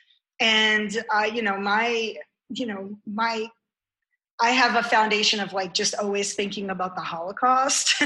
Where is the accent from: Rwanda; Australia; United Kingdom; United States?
United States; New York City, New York; moved away as an adult; also born or lived in Lincoln, Nebraska; now in Georgia, United States; as a New Yorker, you just sort of want to know where people stand